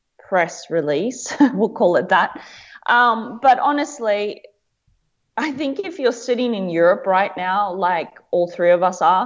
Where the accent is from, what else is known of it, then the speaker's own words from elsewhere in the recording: Australia; now in Belgium; as an Australian citizen